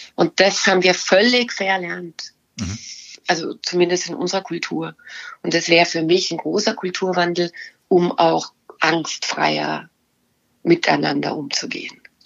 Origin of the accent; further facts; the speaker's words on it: Bavaria, Germany; ich komme aus Bayern